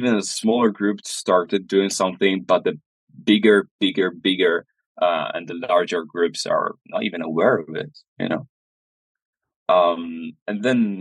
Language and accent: English; near Venice, Veneto, Italy; I was born close to Venice